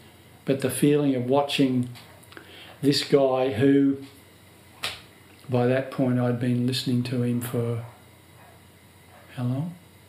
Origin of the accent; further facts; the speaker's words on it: Australia; I said, "Can I please meet George? I'm from Australia. I must meet him."